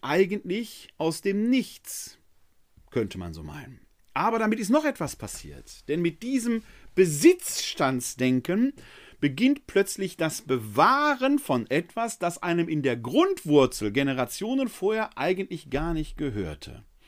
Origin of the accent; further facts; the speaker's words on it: Ruhr area, North Rhine-Westphalia, Germany; ein Kind des Ruhrgebietes wie mich